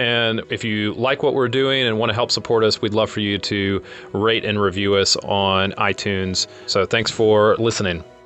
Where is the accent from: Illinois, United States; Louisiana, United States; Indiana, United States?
Louisiana, United States; I'm from Louisiana